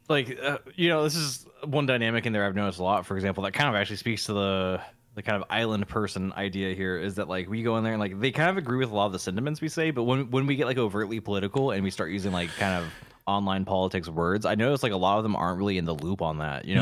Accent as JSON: {"language": "English", "town": "Encinitas", "region": "California", "country": "United States", "tie": "born or raised there", "moved": "yes", "said": "Encinitas is, like, basically my hometown"}